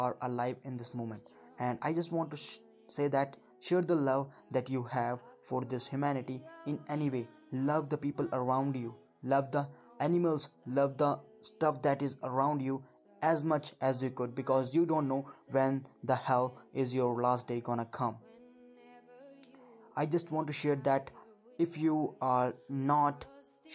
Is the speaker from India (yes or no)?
yes; Uttarakhand, India; I am from Uttarakhand, India, and I am right now 18 years old